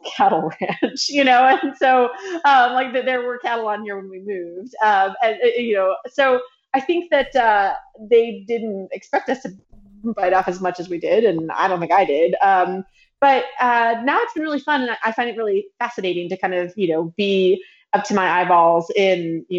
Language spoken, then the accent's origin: English; Washington, District of Columbia, United States; also born or lived in Hawaii / Florida; now in Tennessee, United States; I grew up in Washington, D.C.